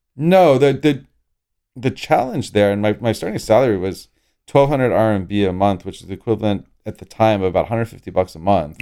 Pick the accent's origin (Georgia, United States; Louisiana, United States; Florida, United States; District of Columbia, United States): Florida, United States; Orlando; I grew up in Orlando, Florida